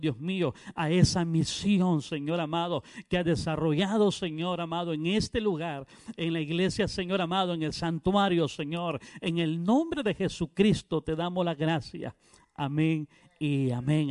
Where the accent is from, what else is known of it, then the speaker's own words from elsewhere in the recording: Honduras; now in Guatemala; Vengo de, Guatemala, pero soy, eh, soy hondureño, alabado a Cristo Jesús, soy hondureño.